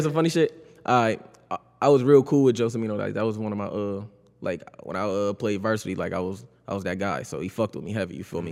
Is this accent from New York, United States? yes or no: yes; Buffalo, New York, United States; I grew up on Guilford, though, born and raised